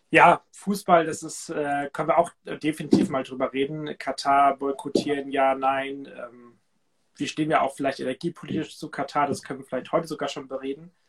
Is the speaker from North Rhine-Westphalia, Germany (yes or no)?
no; Cuxhaven, Lower Saxony, Germany; Ich war in, meinem, in meiner Heimat Cuxhaven an der Nordsee. Und das ist einfach immer wieder schön, zu Hause zu sein, bei meiner Familie